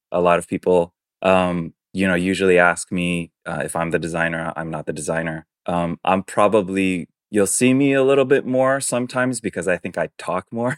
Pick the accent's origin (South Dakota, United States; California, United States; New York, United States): New York, United States; New York City; first language Chinese; English is a second language; moved away; I'm born and raised in New York City, um, but my parents are Taiwanese